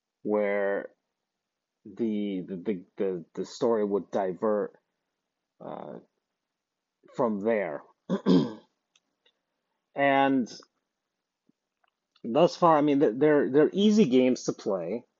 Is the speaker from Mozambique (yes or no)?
no; United States